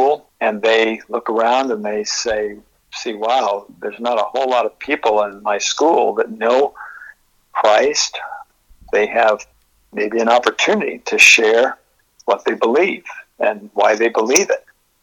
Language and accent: English; Massachusetts, United States; now in Portland, United States; where I grew up in Massachusetts